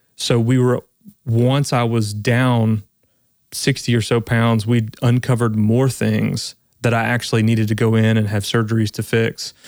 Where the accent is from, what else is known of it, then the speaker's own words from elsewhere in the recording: South Louisiana, United States; I'm really originally from South Louisiana, so I grew up eating